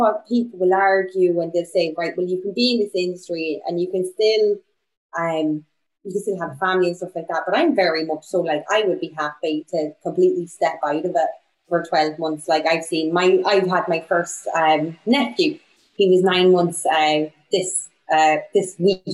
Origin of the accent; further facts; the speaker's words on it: Bundoran, County Donegal, Ireland; now in Bristol, United Kingdom; I'm from Donegal. I'm from Bundoran.